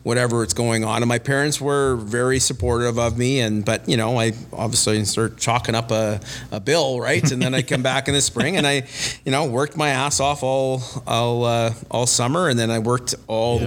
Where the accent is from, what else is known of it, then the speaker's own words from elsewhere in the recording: Winnipeg, Manitoba, Canada; also born or lived in Los Angeles; I grew up in Winnipeg